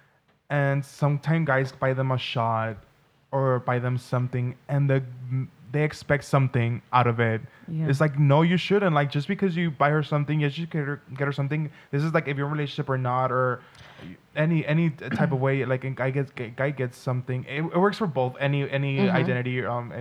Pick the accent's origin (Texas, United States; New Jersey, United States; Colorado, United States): Texas, United States; Brownsville; I'm from the Brownsville, Texas